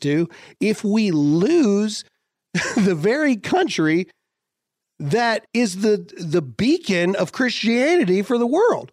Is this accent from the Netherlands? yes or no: no; United States; we're Americans.